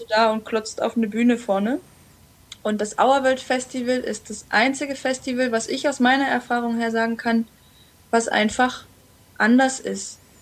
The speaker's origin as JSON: {"language": "German", "town": "Jena", "region": "Thuringia", "country": "Germany", "tie": "born or raised there", "also_born_or_lived": "Brandenburg / Chile", "said": "mit dem Mauerfall sind wir zurückgegangen nach Jena und da habe ich eigentlich dann so, ich war vier Jahre alt, die ganze Zeit meines Lebens verbracht, bewusst. Und habe die Schule dort abgeschlossen"}